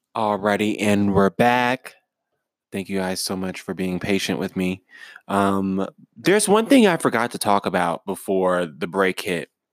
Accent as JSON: {"language": "English", "country": "United States", "said": "I'm an American"}